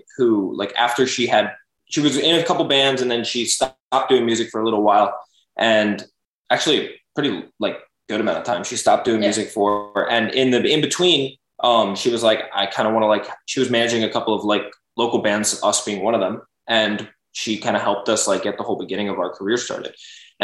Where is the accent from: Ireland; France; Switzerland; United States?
United States; Boca Raton, Florida; we're from Boca